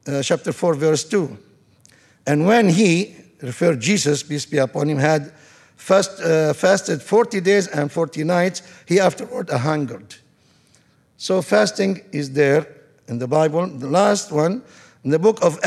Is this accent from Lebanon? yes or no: yes; Tripoli, North Governorate, Lebanon; moved away as an adult; now in Tarrant County, United States; Tripoli, I'm from Tripoli, Beirut, and Tripoli, second city in Lebanon